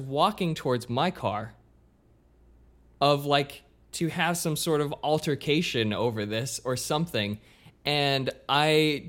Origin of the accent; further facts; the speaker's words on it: Australia; I'm just Australian.